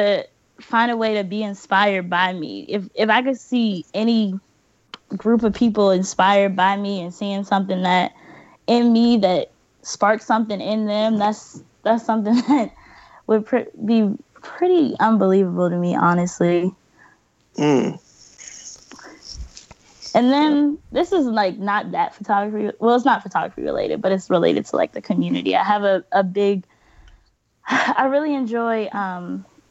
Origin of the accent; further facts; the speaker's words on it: Bryans Road, Maryland, United States; moved away as an adult; now in Fort Washington, United States; I want to put Brian's Road on the map. Because I swear, that's my hometown. I live in Fort Washington now, but I'm from Ryan's Road